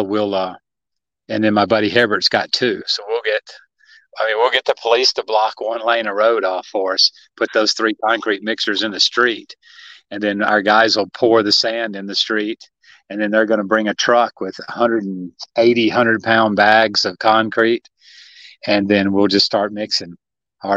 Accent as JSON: {"language": "English", "region": "Tennessee", "country": "United States", "tie": "born or raised there", "moved": "yes", "said": "I grew up in Tennessee"}